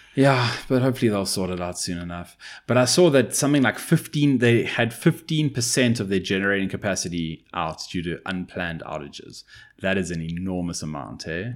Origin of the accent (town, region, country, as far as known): South Africa